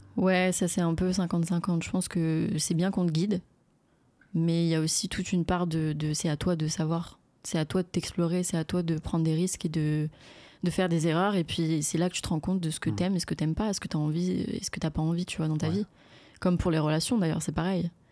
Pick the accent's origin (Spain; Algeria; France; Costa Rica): France; Courcouronnes, Île-de-France; moved away as an adult; je suis né à Courcouronne euh, dans le 91. Et j'ai grandi, euh, j'ai grandi là-bas pendant, enfin ouais, on va dire toute ma vie jusqu'à mes 18 ans.